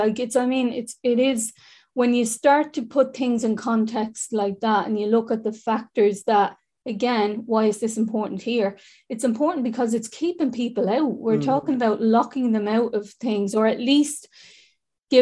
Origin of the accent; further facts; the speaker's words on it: Dublin, Leinster, Ireland; I'm from the North Inner City